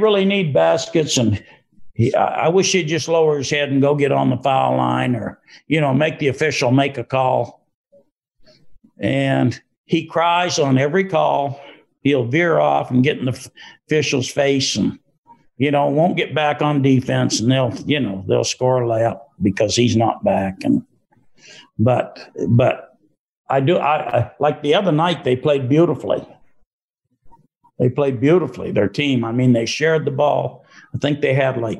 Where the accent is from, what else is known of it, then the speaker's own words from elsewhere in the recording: New England, United States; moved away; I'm from New England